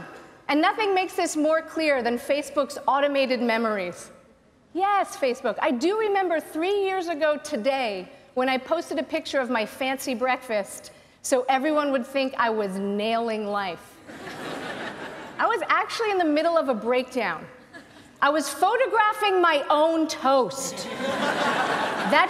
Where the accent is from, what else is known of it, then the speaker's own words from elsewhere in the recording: United States; moved away; I grew up in the US